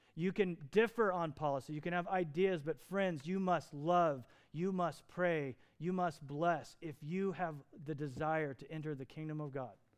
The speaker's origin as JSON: {"language": "English", "town": "Lafayette", "region": "Indiana", "country": "United States", "tie": "born or raised there", "said": "I was born in Lafayette, Indiana, to Joe and to Don"}